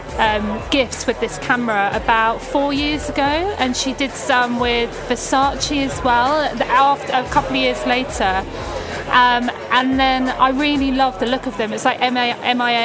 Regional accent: England, United Kingdom; we're English

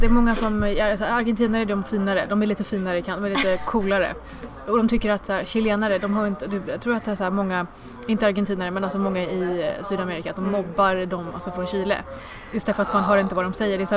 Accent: India; now in Sweden; jag är ju från Indien mm. och det finns inte så jättemånga indier i Sverige.

